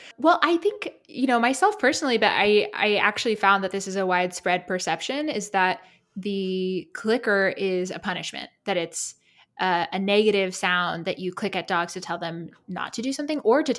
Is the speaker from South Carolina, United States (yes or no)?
yes; South Carolina, United States; I'm from South Carolina, but my hometown's close to Savannah, Georgia.